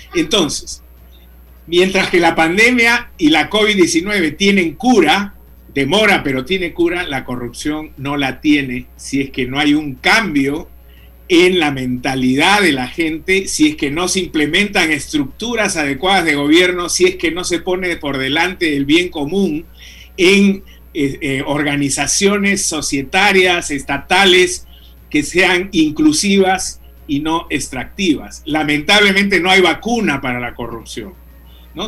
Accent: Peru; nosotros hemos sido como peruanos

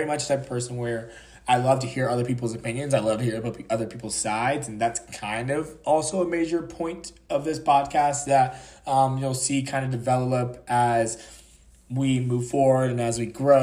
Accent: a small town in North Carolina, United States; now in Washington, DC, United States; I'm from a small town in North Carolina, so I'm from the South

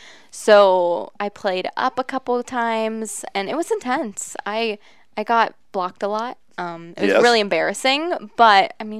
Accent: Lancaster, Ohio, United States; I grew up in Lancaster, went to Fairfield Christian Academy from when I was preschool till I graduated

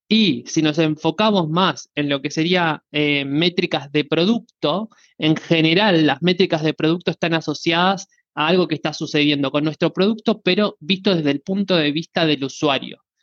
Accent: Buenos Aires, Argentina; soy argentino eh, de Buenos Aires

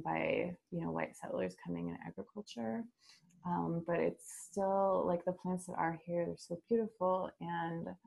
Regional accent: Lincoln, Nebraska, United States; moved away as an adult; also born or lived in San Francisco Bay Area, California; moving back to my my hometown with my partner

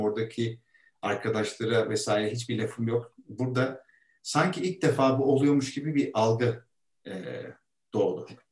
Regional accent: İzmit, Kocaeli, Turkey; moved away as an adult; now in Istanbul, Turkey; İzmit'ten orada büyüdük. Burada İstanbul'da okulları okuduk

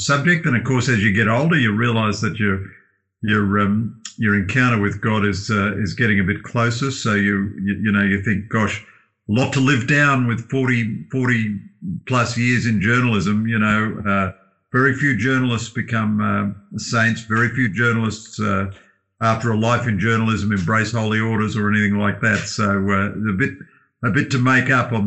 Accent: Australia; as an Australian

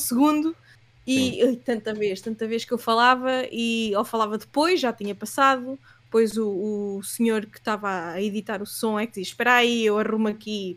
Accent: Leiria, Centro, Portugal; moved away as an adult; also born or lived in Southampton; now in Lisbon, Portugal; eu sou de Leiria

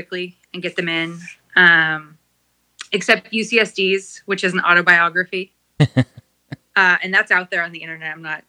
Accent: Southern California, United States; I'm from Southern California and I'm still here.

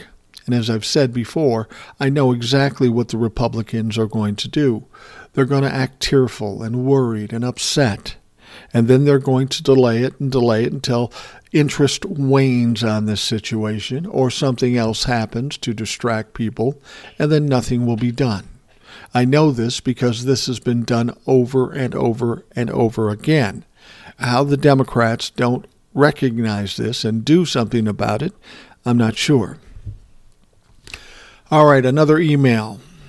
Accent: Connecticut, United States; Now, you know I'm from Connecticut, but on that day I will never forget when the news came in.

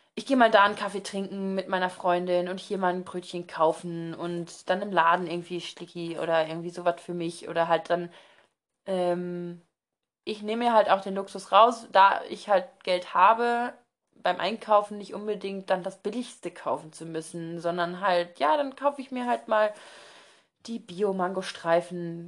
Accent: Germany; ich bin halt Deutscher

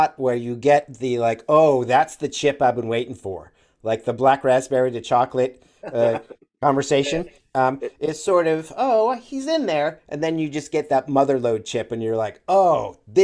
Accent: Northeast, United States; moved away; I grew up in the Northeast where they have Friendly's

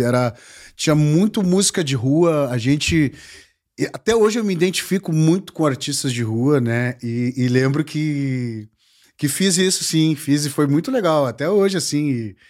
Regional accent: Porto Alegre, Rio Grande do Sul, Brazil; gaúcho, sou aqui de Porto Alegre

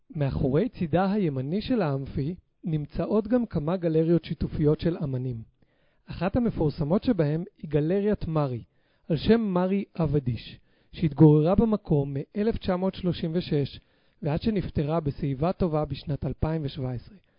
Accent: Jerusalem, Jerusalem District, Israel; אנחנו זוג ירושלמי שאוהב את העיר ומטייל בה המון

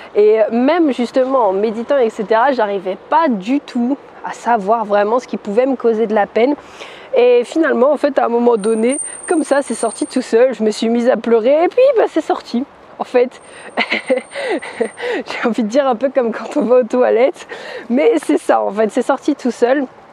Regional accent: France; je suis française, je suis plus à l'aise en anglais

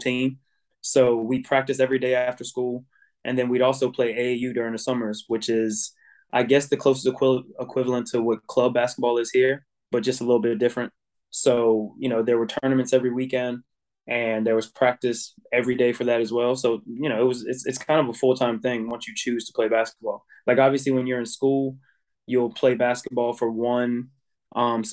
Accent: United States; moved away as an adult; now in Ireland; I am an American

